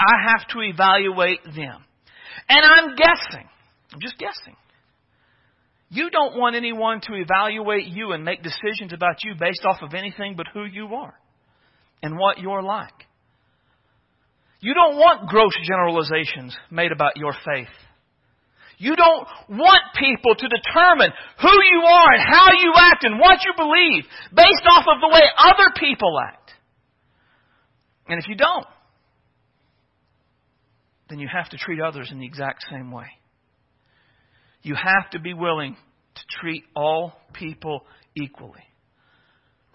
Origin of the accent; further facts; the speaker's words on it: Oklahoma, United States; moved away; I was from Oklahoma